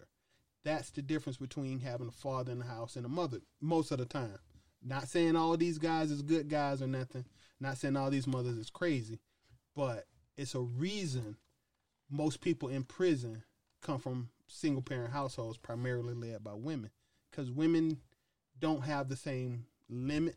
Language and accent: English; United States; I'm unfortunately American